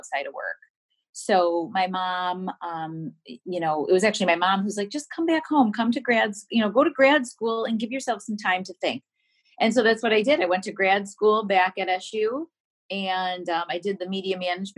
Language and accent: English; Syracuse, New York, United States; I was born and raised in Syracuse as well. And East Syracuse, Manoa, actually